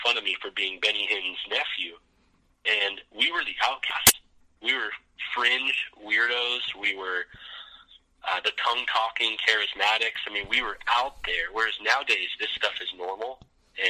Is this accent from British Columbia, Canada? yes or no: yes; Vancouver, British Columbia, Canada; also born or lived in Florida; My dad planted a church up in Vancouver, British Columbia. So I was grew up Canadian, even though I was born in Florida